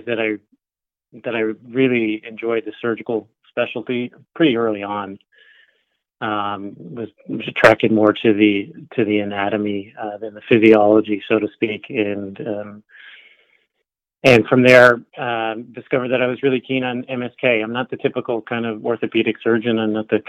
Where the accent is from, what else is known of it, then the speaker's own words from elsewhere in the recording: St. John's, Newfoundland and Labrador, Canada; I grew up in St. John's, Newfoundland.